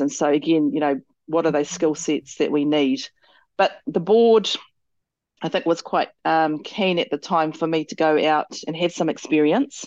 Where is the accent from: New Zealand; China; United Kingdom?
New Zealand; Motueka, Tasman; I grew up here in Motueka